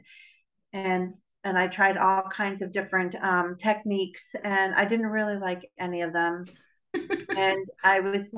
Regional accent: New York, United States; moved away; I'm Italian and I'm from New York

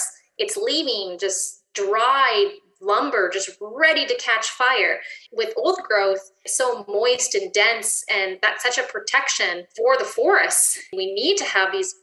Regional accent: Ontario, Canada; now in British Columbia, Canada; I'm from Ontario

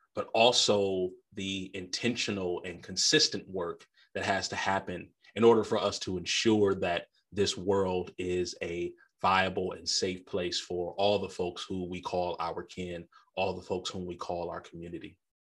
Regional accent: Midwest, United States; I'm a Midwesterner by birth

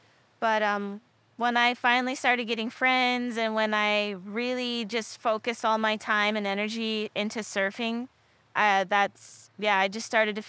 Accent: Texas, United States; also born or lived in Michigan; now in Hawaii, United States; I grew up between Texas and Michigan, two very extremes.

